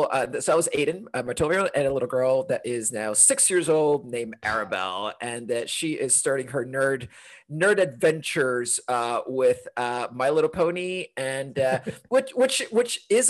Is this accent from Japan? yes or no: no; Honduras; also born or lived in London; now in Portland, United States; I am originally from Honduras, but got to Portland, Oregon, where I live now, via London